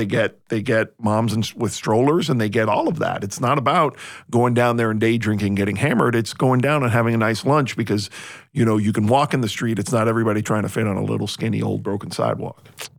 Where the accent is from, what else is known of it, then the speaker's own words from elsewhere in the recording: Miami, Florida, United States; now in Savannah, United States; I'm from Miami, which is kind of halfway to Europe.